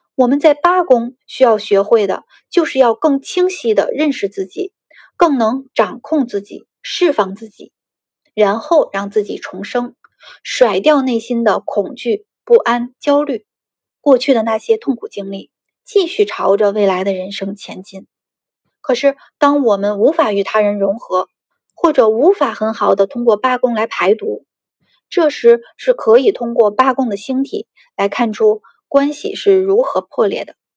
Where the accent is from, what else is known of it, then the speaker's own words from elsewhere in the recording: China; 我们中国人